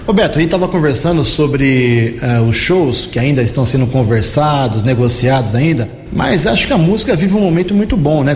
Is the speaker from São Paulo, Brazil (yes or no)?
yes; Americana, São Paulo, Brazil; na condição de cidadão americanense, nasci aqui em Americana, nunca morei um dia fora de Americana